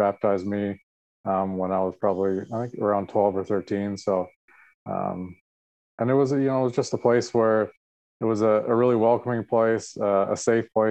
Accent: Aldergrove, British Columbia, Canada; moved away as an adult; also born or lived in Boston, Massachusetts; now in Cleveland, United States; I grew up in Aldergrove there with Stan and Val … on the farm with my brothers, Craig and Scott.

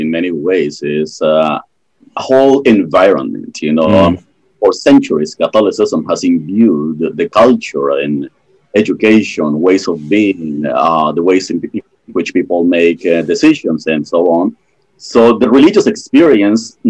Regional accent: Colombia; moved away; I grew up in Colombia, South America

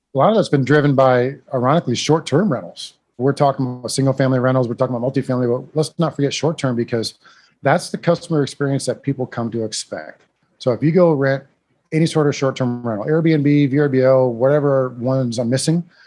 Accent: Iowa, United States; accent: northern; now in San Antonio, United States; I grew up in Iowa

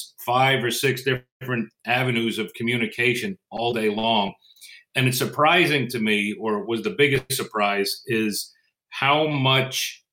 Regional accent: Northeast, United States; I'm from the Northeast

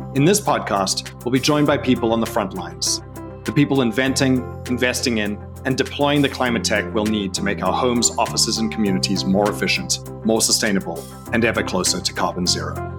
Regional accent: South Africa; I'm from South Africa

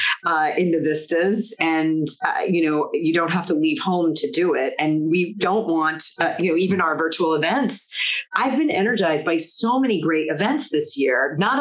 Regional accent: Rochester, New York, United States; my hometown of Rochester, New York

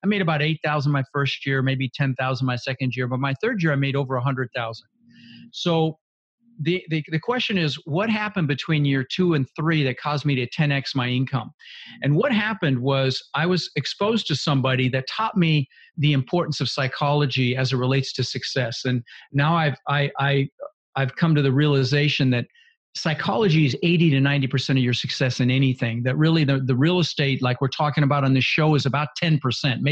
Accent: Denver, Colorado, United States; also born or lived in Netherlands; Ended up in Denver, Colorado. Lived there for 30 years

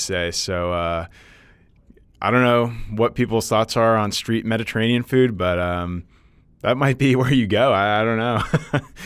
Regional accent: Northeast, United States; moved away; being, uh, from the Northeast and going back there

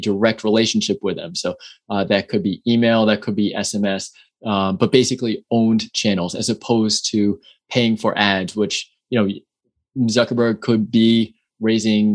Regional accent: New York City, New York, United States; also born or lived in San Francisco, California; now in Austin, United States; born and raised in New York City

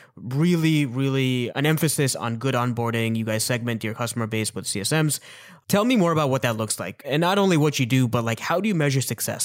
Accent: Mississauga, Ontario, Canada; also born or lived in Toronto; I was born in Mississauga. I spent a couple of years of my childhood in Toronto.

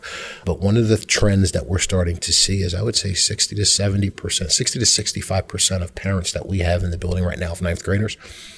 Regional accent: Philadelphia, Pennsylvania, United States; also born or lived in Hatboro-Horsham, Pennsylvania; I grew up in North Philadelphia, and my family made the decision to move out here when I was a freshman

